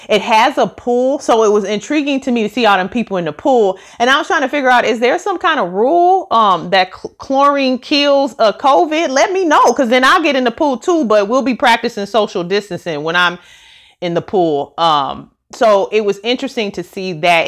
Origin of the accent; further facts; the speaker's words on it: Missouri, United States; now in Dallas, United States; I am from Missouri and I live in Dallas, Texas